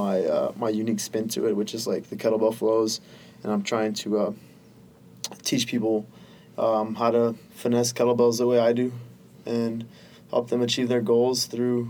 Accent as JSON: {"language": "English", "town": "Austin", "region": "Texas", "country": "United States", "tie": "born or raised there", "said": "Austin's my hometown. I grew up here"}